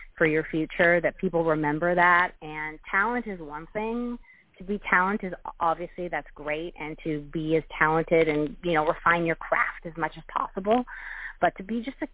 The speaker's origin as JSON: {"language": "English", "town": "Vancouver", "region": "British Columbia", "country": "Canada", "moved": "yes", "lives_now": "Toronto, Canada", "said": "I'm from Vancouver originally, but I live in Toronto."}